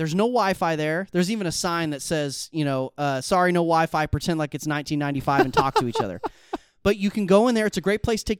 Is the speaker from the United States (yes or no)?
yes; Midwest, United States; I'm from the Midwest. I'm a Midwesterner.